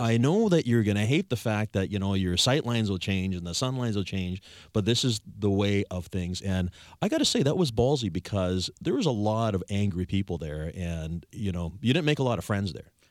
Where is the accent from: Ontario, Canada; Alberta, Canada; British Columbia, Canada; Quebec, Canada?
British Columbia, Canada; Victoria; born and raised in Victoria